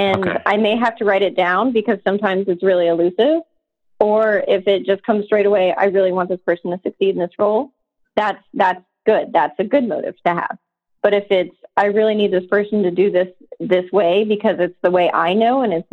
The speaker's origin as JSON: {"language": "English", "town": "Atlanta", "region": "Georgia", "country": "United States", "said": "I'm from Atlanta"}